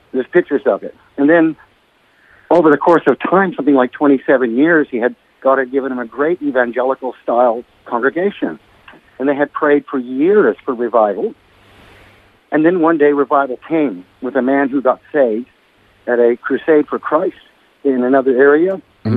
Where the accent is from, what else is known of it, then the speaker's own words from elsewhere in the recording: Hermosa Beach, California, United States; also born or lived in Torrance, California; now in Lennox Head, Australia; the town that I actually grew up in was called Hermosa Beach